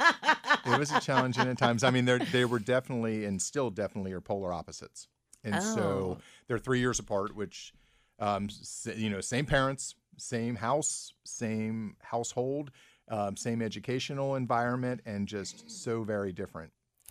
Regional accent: Mount Healthy, Ohio, United States; Well, originally Mount Healthy.

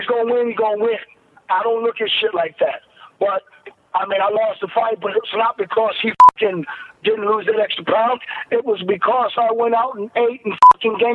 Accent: Ohio, United States; I'm from Ohio, Midwest, farmers and shit

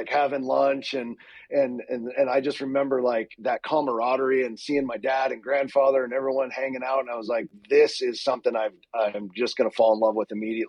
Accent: Pittsburgh, Pennsylvania, United States; I grew up in Pittsburgh, Pennsylvania, and it's basically a religion there.

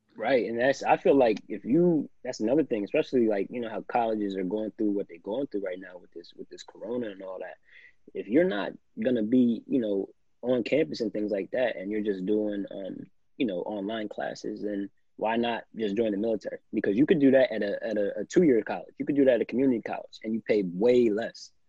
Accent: New Jersey, United States; I'm a kid from South Jersey.

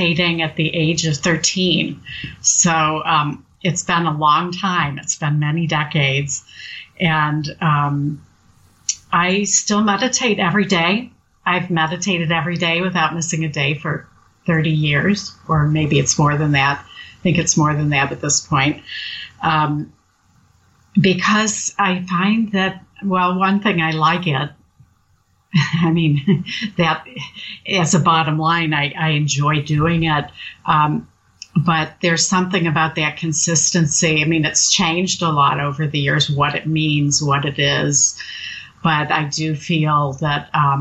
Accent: United States; I'm basically an American mutt, the way many of us are

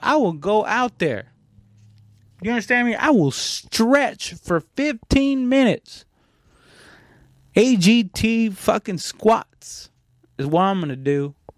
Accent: Mexico; now in United States; I'm not Mexican American. I mean, technically I am now, but I was born in Mexico

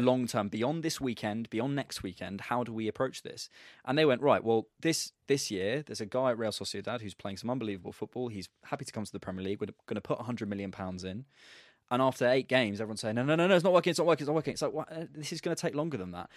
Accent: Bournemouth, South West England, United Kingdom; I'm actually from Bournemouth

